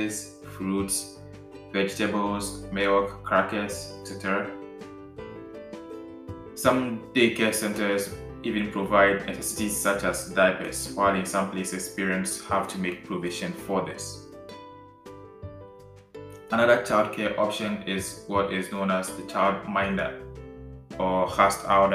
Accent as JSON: {"language": "English", "country": "Ghana", "moved": "yes", "lives_now": "Netherlands", "said": "I am a Ghanaian and presently living in the Netherlands"}